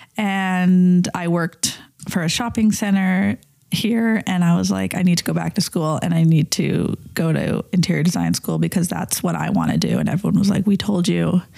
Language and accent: English; Calgary, Alberta, Canada; I grew up in Calgary